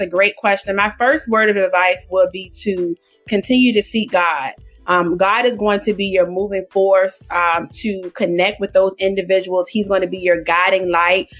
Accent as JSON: {"language": "English", "town": "Portsmouth", "region": "Virginia", "country": "United States", "tie": "born or raised there", "lives_now": "Suffolk, United States", "said": "I am from Portsmouth, Virginia. Born and raised in Portsmouth, Virginia, I now reside in Suffolk, Virginia"}